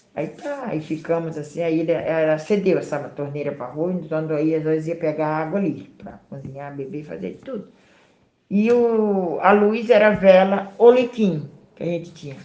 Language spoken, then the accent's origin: Portuguese; Piauí, Brazil; moved away as an adult; also born or lived in Porto Alegre; now in Florianópolis, Brazil; eu sou natural do Nordeste, Piauí, Barra se chama a cidade onde mora minha família